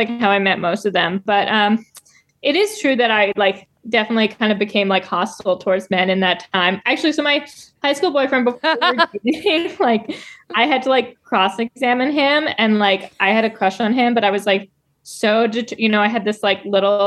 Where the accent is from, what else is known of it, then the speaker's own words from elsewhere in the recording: New York City, New York, United States; I grew up in New York City and now I live here.